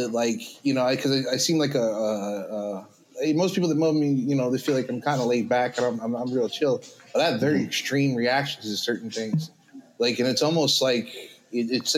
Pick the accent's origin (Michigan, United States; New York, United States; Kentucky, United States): New York, United States; I'm a New Yorker